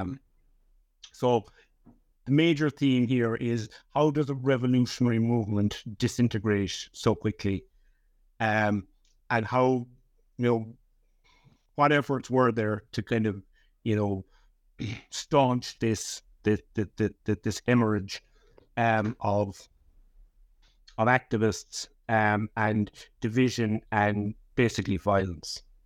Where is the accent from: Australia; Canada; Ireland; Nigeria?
Ireland; Leap, Munster; also born or lived in Cork City; I was born in, in, in Cork City. Um, but I grew up in a little village called Lep, which is about fifty miles southwest of, of Cork City on the, on the southern coast of Ireland